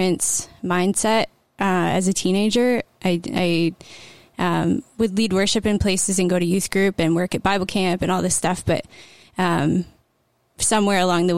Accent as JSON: {"language": "English", "town": "Bancroft", "region": "Ontario", "country": "Canada", "tie": "born or raised there", "said": "I grew up in Bancroft and came to know the Lord pretty young"}